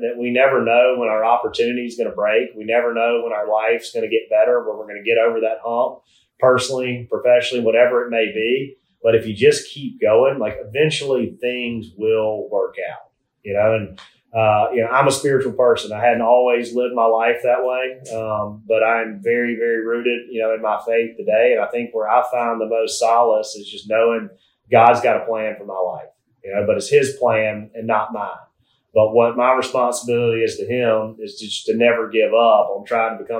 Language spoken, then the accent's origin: English; South Alabama, United States; as a 10-year-old growing up in South Alabama